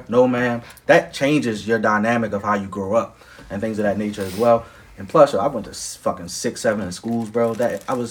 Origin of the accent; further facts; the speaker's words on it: Baltimore, Maryland, United States; I grew up on East North Avenue by Collington. Then after that, we moved to like Walther, Bel Air Road, Hoffa Road area.